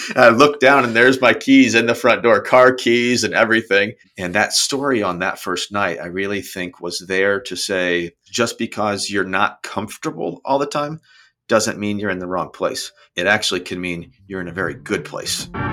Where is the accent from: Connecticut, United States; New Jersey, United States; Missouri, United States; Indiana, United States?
Indiana, United States; Brownsburg; moved away as an adult; also born or lived in Ohio / Cincinnati / Chicago; now in Naples, United States; Grew up in uh, a town outside of Indianapolis called Brownsburg, so central Indiana